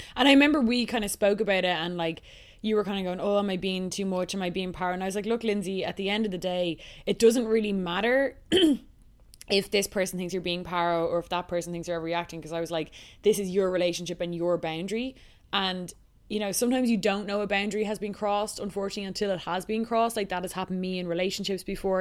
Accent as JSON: {"language": "English", "town": "Dublin", "region": "Leinster", "country": "Ireland", "also_born_or_lived": "United States", "said": "I'm just from Dublin"}